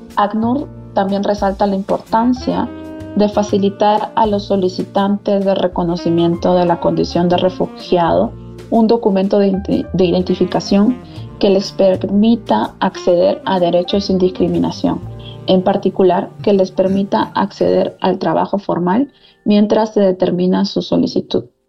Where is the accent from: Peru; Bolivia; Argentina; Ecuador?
Peru; moved away as an adult; also born or lived in Thailand / Costa Rica / Lebanon / Sierra Leone; now in Colombia; soy economista eh, de Perú